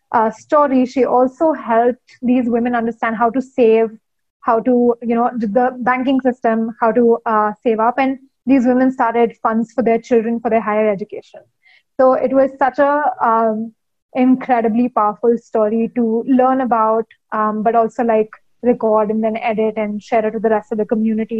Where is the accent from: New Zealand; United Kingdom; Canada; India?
India; growing up in India in the 90s